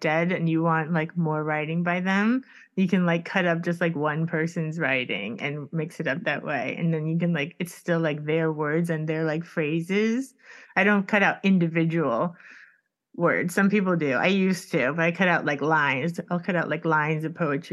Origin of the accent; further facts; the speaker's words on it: Miami, Florida, United States; I grew up in Coconut Grove, and it's like there's a marina there